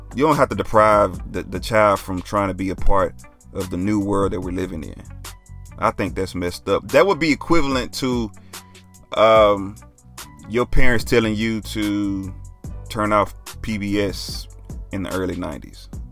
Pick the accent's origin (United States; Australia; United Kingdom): United States; Dallas, Texas; I'm from Oak Cliff